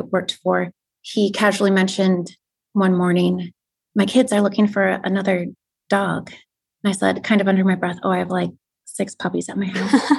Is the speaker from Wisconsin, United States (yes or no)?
yes; Wisconsin, United States; moved away; I'm originally from Wisconsin.